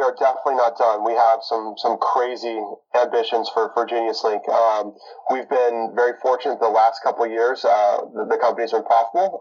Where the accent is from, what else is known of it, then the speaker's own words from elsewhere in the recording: Bitterroot Valley, Western Montana, United States; moved away as an adult; now in Seattle, United States; I was born and raised in Western Montana